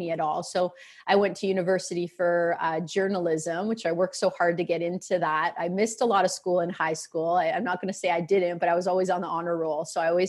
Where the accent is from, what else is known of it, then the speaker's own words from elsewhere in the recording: Peterborough, Ontario, Canada; also born or lived in Toronto area, Ontario; Until I was in grade four, I grew up in Peterborough, which is a city that both of my parents and both of their parents are from